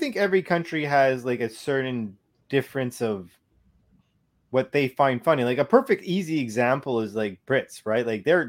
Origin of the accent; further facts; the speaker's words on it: Canada; we're Canadian.